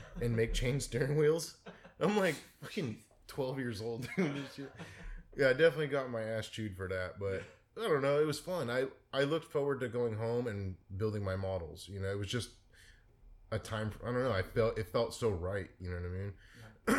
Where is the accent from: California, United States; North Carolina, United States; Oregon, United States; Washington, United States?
California, United States; San Mateo; in the Bay Area, yeah, mostly in San Mateo